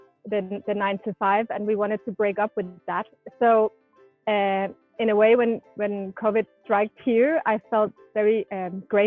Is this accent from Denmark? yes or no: yes; Denmark; first language Danish; English is a second language; moved away as an adult; now in Mallorca, Spain; I'm from Denmark